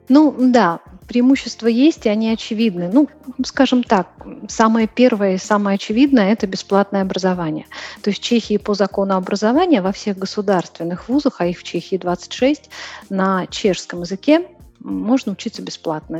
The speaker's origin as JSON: {"language": "Russian", "region": "Moscow", "country": "Russia", "moved": "as an adult", "lives_now": "Prague, Czech Republic", "said": "Я живу сейчас в Праге, переехала из Москвы. Я москвичка"}